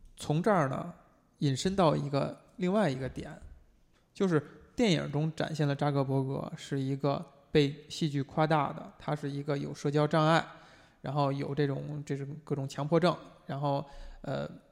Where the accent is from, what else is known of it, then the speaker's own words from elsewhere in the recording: China; 我们中国人